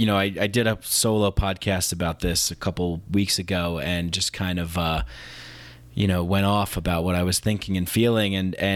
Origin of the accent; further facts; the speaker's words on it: New York, United States; I saw it. I grew up in New York